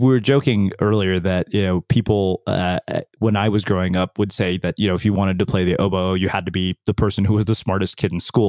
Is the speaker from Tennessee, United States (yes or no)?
no; College Station, Texas, United States; also born or lived in India; I grew up in College Station